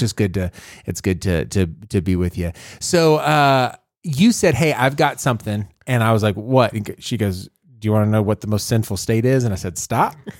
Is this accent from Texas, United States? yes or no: yes; Texas, United States; I'm a Texan